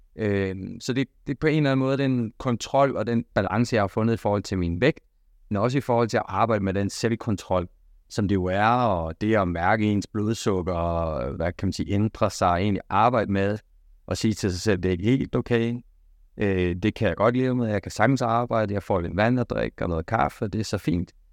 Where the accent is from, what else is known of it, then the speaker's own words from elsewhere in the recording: Denmark; vi danskere